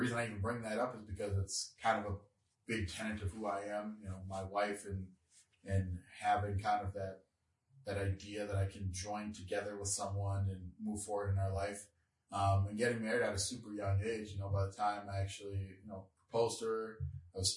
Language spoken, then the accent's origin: English; Devils Lake, North Dakota, United States; moved away as an adult; also born or lived in Minnesota; We grew up in Devil's Lake, North Dakota